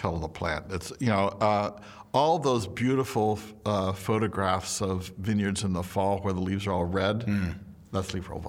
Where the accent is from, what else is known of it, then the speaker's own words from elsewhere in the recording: Napa, California, United States; I was like, you're kidding. I'm from Napa, where you would never consider doing that.